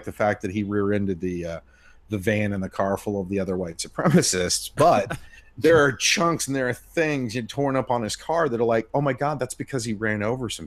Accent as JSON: {"language": "English", "region": "Indiana", "country": "United States", "tie": "born or raised there", "moved": "yes", "said": "I'm from Indiana and I grew up with a lot of racists"}